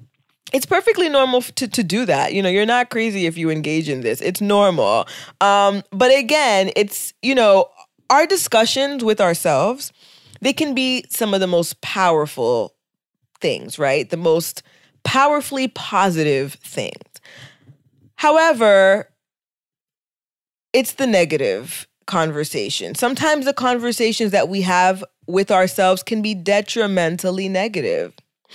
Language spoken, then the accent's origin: English; United States; For me, you know, the other thing about being Haitian American is that our parents